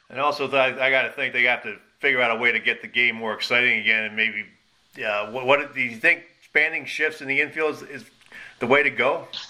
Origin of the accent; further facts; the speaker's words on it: Philadelphia, Pennsylvania, United States; when I was growing up in Philadelphia.